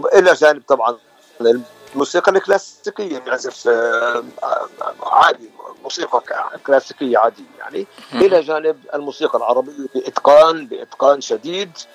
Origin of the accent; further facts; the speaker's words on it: Nazareth, Northern District, Israel; moved away as an adult; now in United States; وانا من الناصره من فلسطين